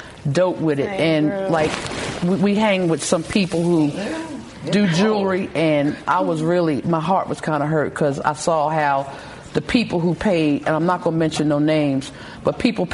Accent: Philadelphia, Pennsylvania, United States; I'm getting old. I'm an OG from West Philly.

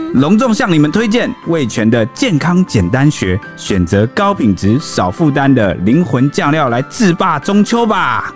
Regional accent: Taiwan; 想要打击我们台湾人的士气啦

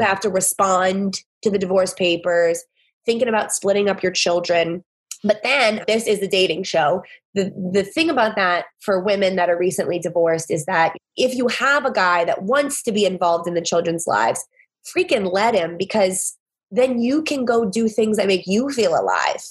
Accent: the South, United States; now in New Orleans, United States; I'm from the South

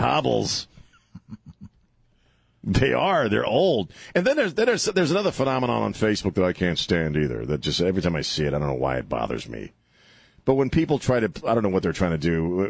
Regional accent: East Coast, United States; I'm from the East Coast. We don't like to we don't like our lips and tongues to touch the bone.

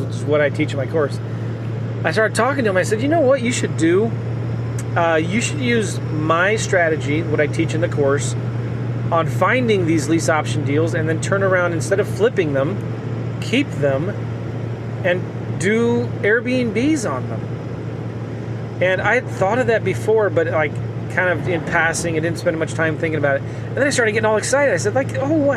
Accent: Iowa, United States; I'm from Iowa. I went to Iowa State University.

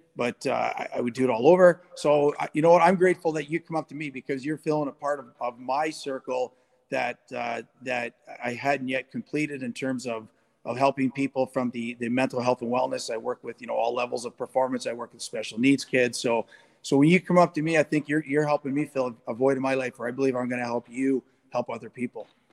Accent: Sault Ste. Marie, Ontario, Canada; also born or lived in Guelph / New York / Boston / Los Angeles; born and raised in Sault Ste. Marie

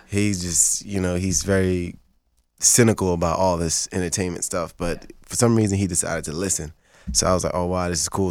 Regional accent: Haiti; first language Haitian Creole; English is a second language; now in Los Angeles, United States; I'm Haitian. That's Creole French. That's my first language.

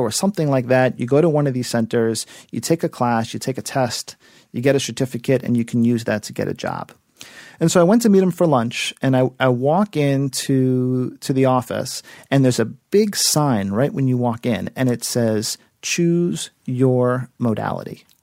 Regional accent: South Florida, United States; moved away; also born or lived in New York City; I am originally from South Florida, and I was uh, visiting my family in Miami

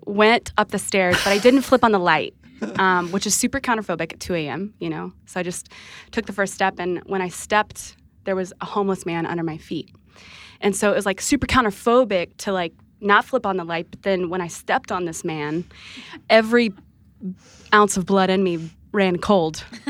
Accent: Texas, United States; moved away as an adult; now in Nashville, United States; I am a Texas native.

